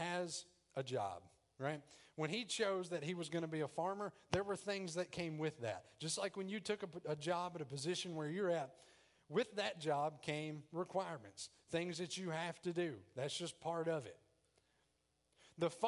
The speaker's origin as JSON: {"language": "English", "region": "the South", "country": "United States", "accent": "country", "said": "I'm country. I'm from the South."}